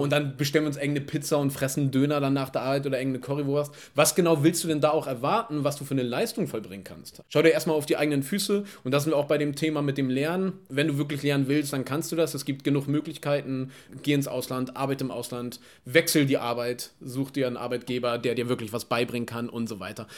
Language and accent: German; Germany; wir als Deutsche